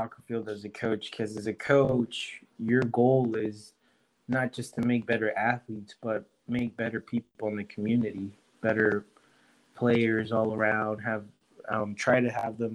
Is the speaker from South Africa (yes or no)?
no; Honduras; moved away as an adult; growing up in Honduras